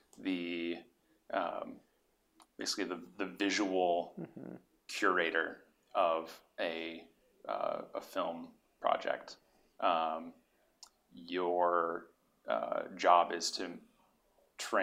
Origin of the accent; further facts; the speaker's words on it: Tulsa, Oklahoma, United States; moved away as an adult; also born or lived in Providence, Rhode Island; now in Los Angeles, United States; I grew up in Tulsa, Oklahoma. Not originally from there